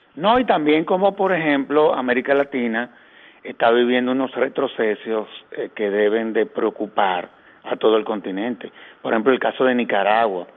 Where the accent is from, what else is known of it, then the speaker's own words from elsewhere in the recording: Dominican Republic; a nosotros como dominicanos